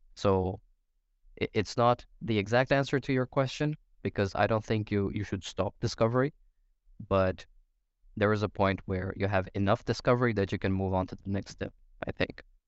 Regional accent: Brazil; moved away as an adult; now in Denmark; I'm originally from Brazil. Been here in Denmark for maybe nine or ten years.

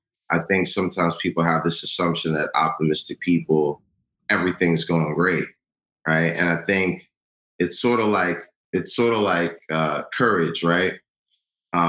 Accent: New York City, New York, United States; Born and raised in New York. My parents are from Ghana. I'm first generation

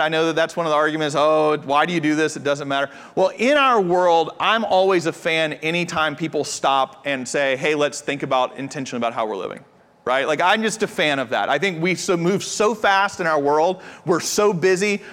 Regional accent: United States; also born or lived in Japan; I'm from the States

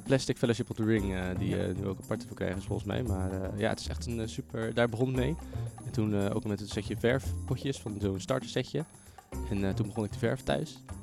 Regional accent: Zeeland, Netherlands; moved away; ik kom uit Zeeland origineel

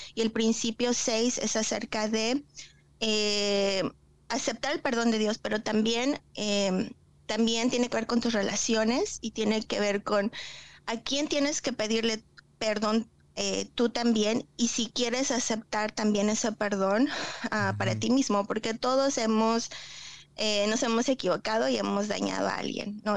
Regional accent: Tlaxcala, Mexico; moved away as an adult; also born or lived in Cancún, Mexico; now in Oklahoma, United States; yo vengo de un pueblito, yo soy de Tlaxcala y eh, viví 11 años en Cancún

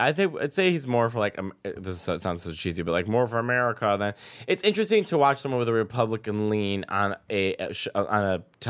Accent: Chicago, Illinois, United States; moved away; I grew up in Chicago, and Chicago is pretty liberal, but I still felt like it's still the Midwest.

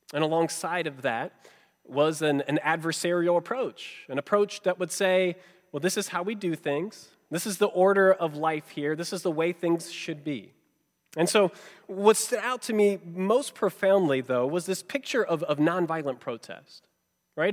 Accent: Georgia, United States; growing up in Georgia where I did

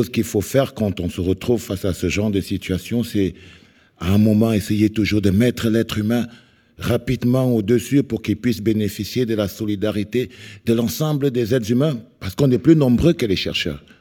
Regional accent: Cameroon; je viens du Cameroun

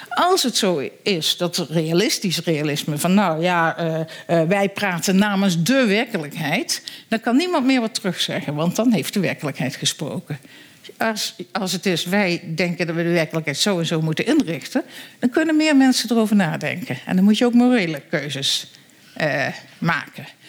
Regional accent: Netherlands; wij als Nederlanders

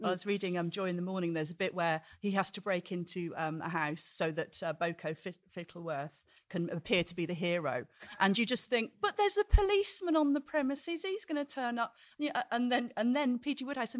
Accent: South West England, United Kingdom; I'm from Cornwall.

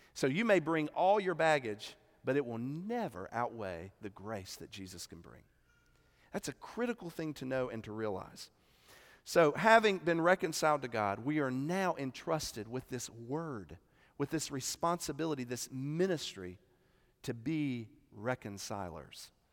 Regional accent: Columbia, South Carolina, United States; I'm from South Carolina

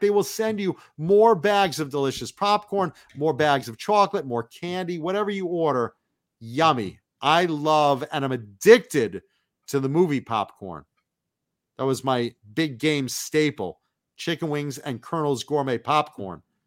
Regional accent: East Coast, United States; I grew up on the East Coast

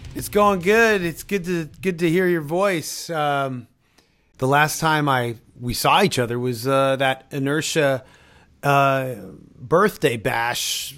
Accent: Toronto, Ontario, Canada; I grew up in Toronto

